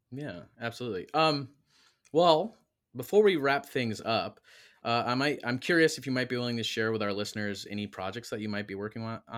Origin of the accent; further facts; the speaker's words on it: Michigan, United States; moved away; I'm from Michigan originally